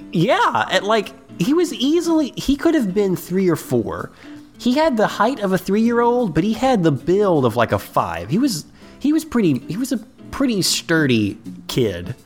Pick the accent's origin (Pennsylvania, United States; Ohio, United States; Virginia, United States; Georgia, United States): Ohio, United States; Cincinnati; we're from Ohio